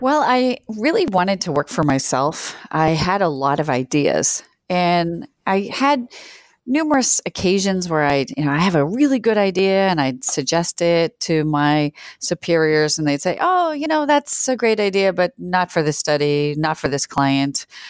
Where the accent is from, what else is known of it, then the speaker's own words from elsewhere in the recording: Worcester, Massachusetts, United States; also born or lived in New Zealand; now in Chicago, United States; I grew up in Worcester, Massachusetts, uh, which is a city of about one hundred eighty thousand people outside of Boston.